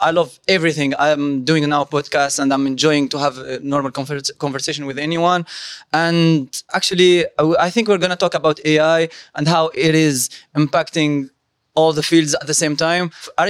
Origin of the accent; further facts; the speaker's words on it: Tunisia; I was born and raised in Tunisia. I studied here also.